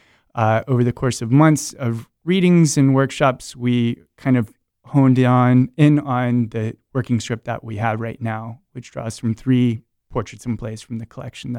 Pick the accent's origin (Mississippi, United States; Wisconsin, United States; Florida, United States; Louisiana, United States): Florida, United States; Rockledge; I'm from Brevard County, by the way, over in Rockledge.